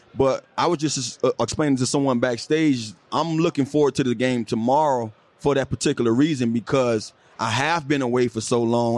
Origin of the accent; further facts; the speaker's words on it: Miami, Florida, United States; moved away as an adult; I'm from Miami, I'm just like Trail. We both from Miami.